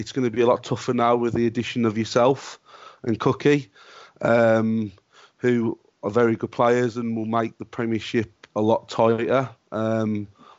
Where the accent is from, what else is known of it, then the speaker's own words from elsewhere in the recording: Wordsley, West Midlands, United Kingdom; I was born in a town called Wordsley, which is just off the outskirts of Dudley.